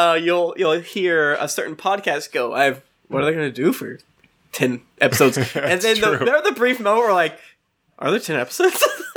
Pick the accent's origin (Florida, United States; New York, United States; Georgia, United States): New York, United States; I'm a New Yorker